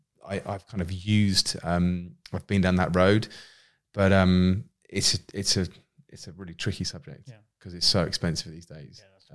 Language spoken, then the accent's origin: English; Winchester, South East England, United Kingdom; I think where I grew up in Winchester in Hampshire, it's one of those towns where everyone knows everyone.